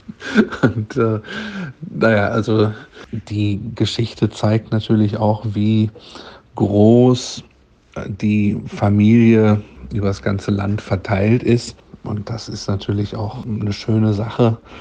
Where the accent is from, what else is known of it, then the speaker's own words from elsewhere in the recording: Gütersloh, North Rhine-Westphalia, Germany; Wir waren zu Abi-Zeiten äh, beste Freunde aus Gütersloh, denn äh, äh, ich komme aus Gütersloh in Ostwestfalen